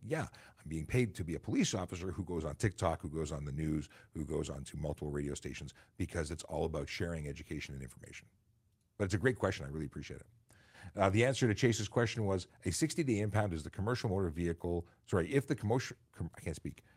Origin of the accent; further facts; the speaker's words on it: Toronto, Ontario, Canada; also born or lived in York Region; I grew up in Toronto